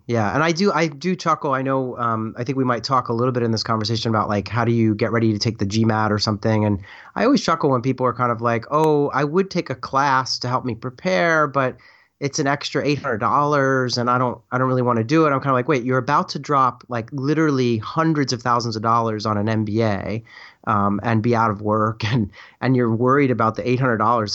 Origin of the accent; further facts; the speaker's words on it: Philadelphia, Pennsylvania, United States; I was kind of from the Philadelphia area.